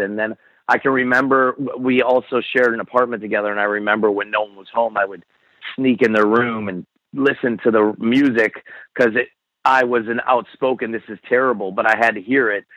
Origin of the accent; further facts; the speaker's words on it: Buffalo, New York, United States; I grew up in Buffalo